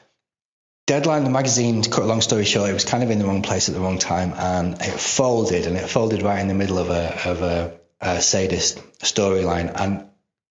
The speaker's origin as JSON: {"language": "English", "country": "United Kingdom", "said": "here in Britain because I'm a British person"}